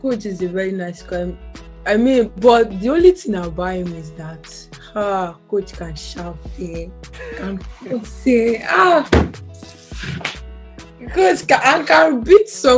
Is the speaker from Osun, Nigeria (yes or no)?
yes; Osun, Nigeria; also born or lived in Delta State, Nigeria; I wasn't born in Osun State. I was born in Delta State.